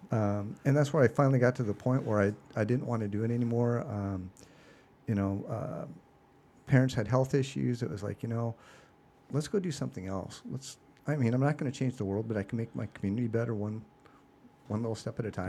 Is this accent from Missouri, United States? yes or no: no; Seattle, Washington, United States; I am originally from Seattle. So, uh, born and raised in the Pacific Northwest